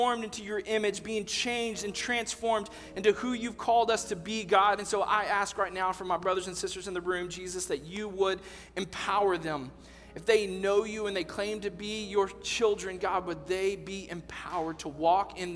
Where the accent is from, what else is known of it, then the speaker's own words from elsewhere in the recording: Texas, United States; I'm from Texas.